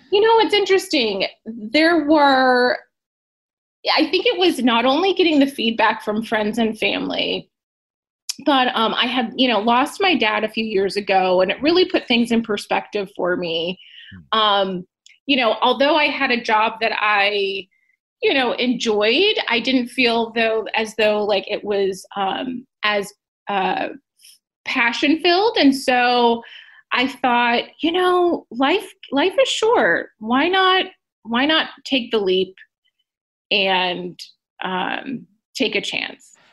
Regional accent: Southern California, United States; I'm from Southern California

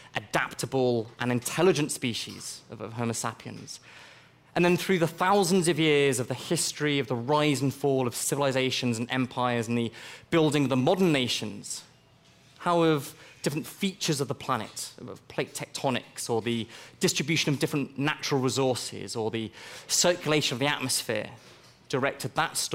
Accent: Nairobi, Kenya; I also spent my own childhood growing up in Nairobi in Kenya.

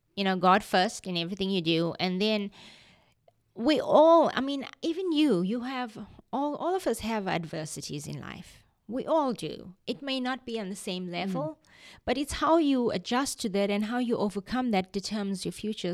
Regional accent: Durban, KwaZulu-Natal, South Africa; moved away as an adult; also born or lived in South Florida / Canada; now in Tupelo, United States; I was born in Durban, South Africa. We have lived in the United States now for over 25 years

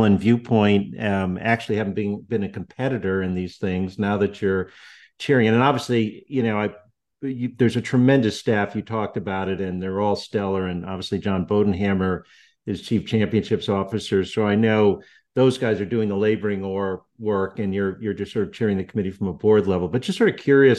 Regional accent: Central Connecticut, United States; I grew up in Connecticut, and GHO was one of his PGA Tour titles. And that was the tournament we all went to growing up in Central Connecticut

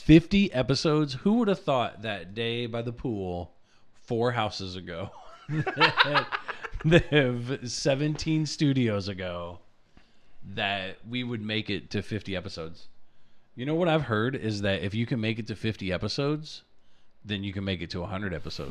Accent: China; now in United States; I was born in China

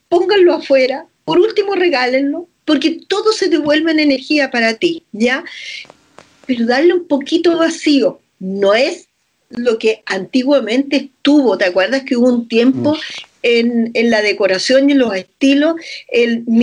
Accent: Chile; como una chilena te puede decir las cosas que un maestro de Feng Shui ha estado estudiando por años.

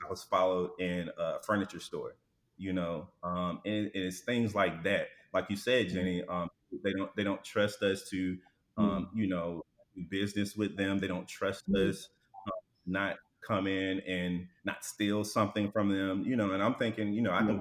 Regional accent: Alabama, United States; moved away as an adult; now in Houston, United States; I was born and raised in Alabama

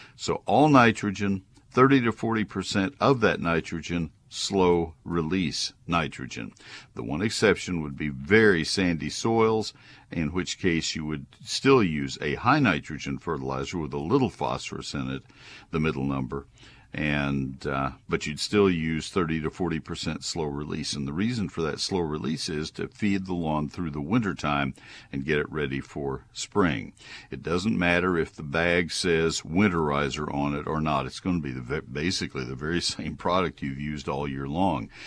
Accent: College Station, Texas, United States; my hometown from my childhood of College Station

